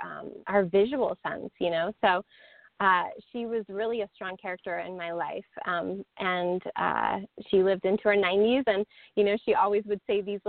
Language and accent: English; East Coast, United States; You know, I come from the East Coast, and I was like, that's just too much.